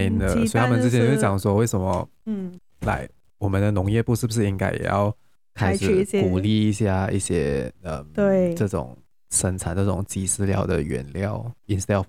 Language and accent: Chinese; Malaysia; 我们马来西亚人好像是呃的那个，就是我们在活着的那个鸡的那个数量好像是有一亿只